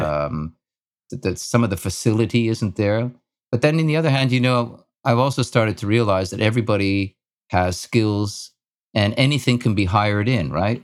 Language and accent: English; Austria; moved away; I was born in Austria, in Europe, and, uh, lived in a small village.